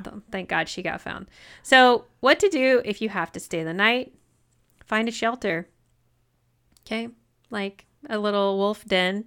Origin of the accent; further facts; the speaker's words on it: United States; I'm American